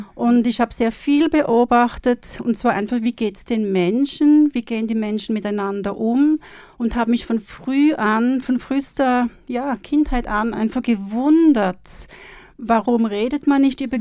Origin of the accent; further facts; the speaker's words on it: Switzerland; now in Austria; ich komme aus der Schweiz